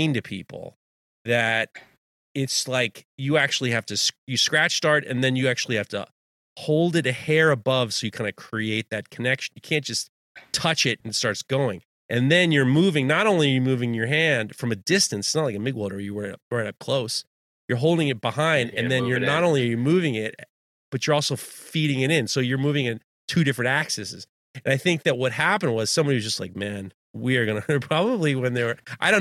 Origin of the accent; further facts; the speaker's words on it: New York, United States; I grew up in the early 90s in Manhattan.